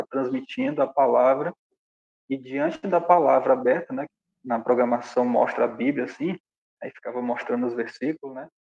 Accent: Açailândia, Maranhão, Brazil; now in Santa Inês, Brazil; sou nascido e criado em Açailândia, e moro há dois anos em Santa Inês, né? Eu vim por causa da minha profissão.

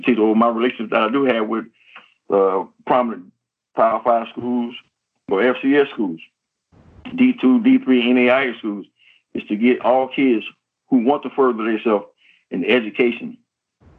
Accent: Miami, Florida, United States; also born or lived in Wisconsin; I'm from Miami, Florida. Had a little stint in Wisconsin

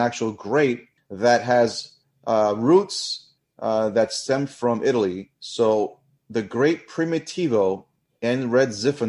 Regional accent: Australia; accent: Australian; I don't know if my Australian accent is there

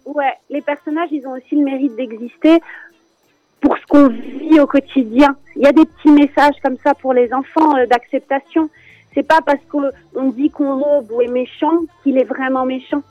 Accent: France; je suis née en France

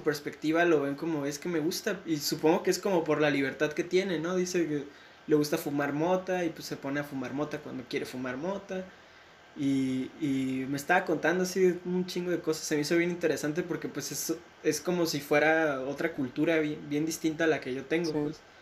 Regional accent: Mexico

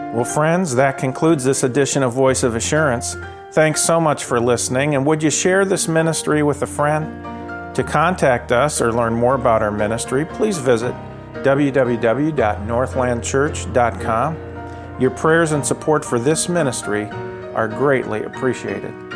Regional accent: South Florida, United States; I grew up in South Florida.

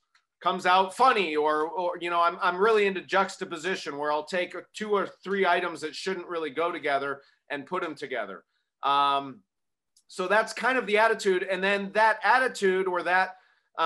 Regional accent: Arizona, United States; I grew up in Arizona

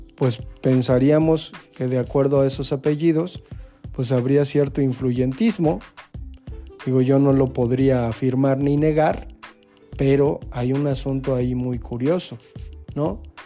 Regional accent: Mexico

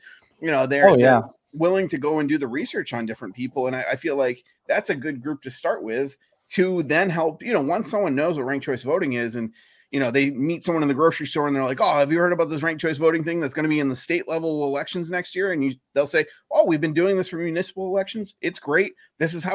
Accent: Maine, United States; moved away; I grew up in Maine

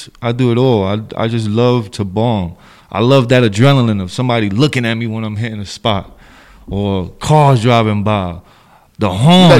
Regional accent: New York City, New York, United States; I'm from the Bronx. BX stand up, High Bridge stand up, 170 Townsend Ave

